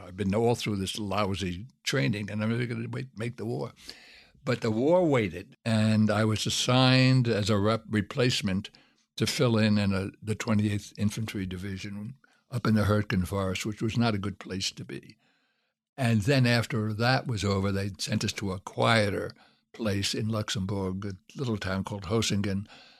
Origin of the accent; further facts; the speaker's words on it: Brooklyn, New York, United States; They didn't know I was the wimp from Brooklyn who couldn't hit two sewers and was always picked up last for the teams.